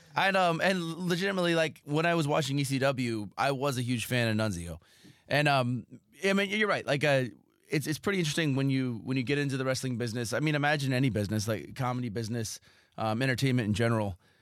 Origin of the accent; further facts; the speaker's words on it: Southern California, United States; I grew up in Southern California